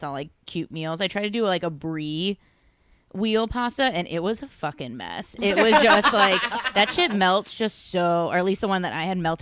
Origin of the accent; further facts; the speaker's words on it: Midwest, United States; now in Los Angeles, United States; I'm from the Midwest